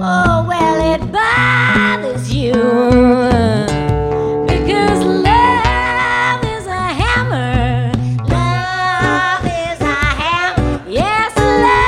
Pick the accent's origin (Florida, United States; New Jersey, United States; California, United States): New Jersey, United States; I'm from New Jersey.